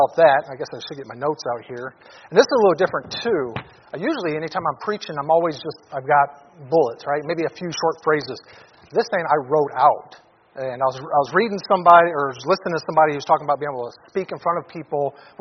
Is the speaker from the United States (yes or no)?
yes; Detroit, Michigan, United States; now in Anchorage, United States; I came from Detroit, inner city Detroit, from a dysfunctional family, alcoholic father